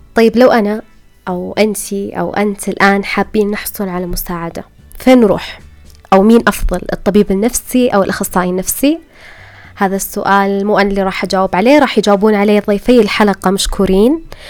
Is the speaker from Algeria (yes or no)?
no; Saudi Arabia; هنا عندنا بالسعودية